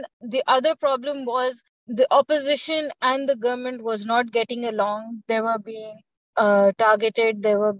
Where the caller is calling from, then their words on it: Lahore, Punjab, Pakistan; I am based in Lahore, Pakistan.